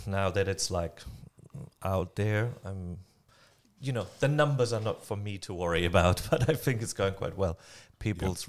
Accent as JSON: {"language": "English", "country": "Germany", "moved": "as an adult", "lives_now": "New Zealand", "said": "I am not willing to give up my German passport"}